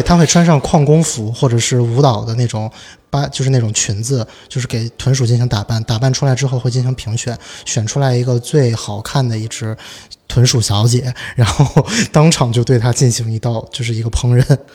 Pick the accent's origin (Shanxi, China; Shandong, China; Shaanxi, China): Shaanxi, China; Xi'an; 我作为一个西安人